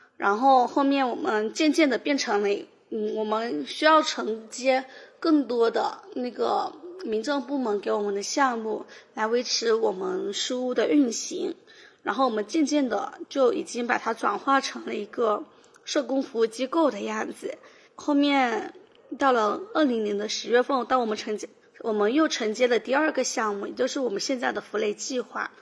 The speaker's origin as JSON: {"language": "Chinese", "town": "Shouning", "region": "Fujian", "country": "China", "tie": "born or raised there", "said": "寿宁嗯的人均年收入是全省最低的。但是我在这边长大，其实因为父母双职工，所以我的从小的生活其实是比较开心的"}